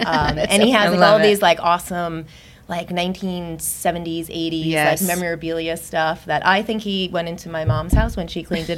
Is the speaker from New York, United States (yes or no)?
yes; Ronkonkoma, New York, United States; I grew up here on Long Island in Ronkonkoma. Moved around a little bit after college and those years, and then came back. Lived in many places on Long Island, but finally ended up in Patchogue.